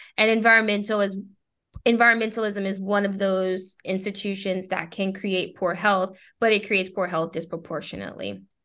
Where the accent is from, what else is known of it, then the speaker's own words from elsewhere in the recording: Texas, United States; I am a Texan